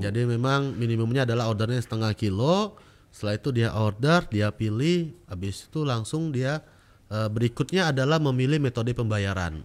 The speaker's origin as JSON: {"language": "Indonesian", "town": "Batam", "region": "Riau Islands", "country": "Indonesia", "tie": "born or raised there", "said": "dari Batam. Saya uh, besar di Batam. Mm -hmm. Ya dari kecil lah dari TK sampai mm. sekarang."}